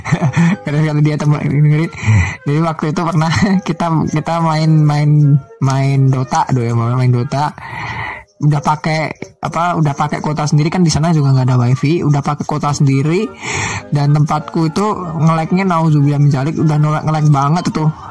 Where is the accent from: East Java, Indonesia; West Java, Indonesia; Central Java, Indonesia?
Central Java, Indonesia; Surakarta; moved away; also born or lived in Jakarta; posisi aku sekarang adalah di kota Solo, di kelahi-, tempat tanah kelahiran aku sendiri. Tempat aku besar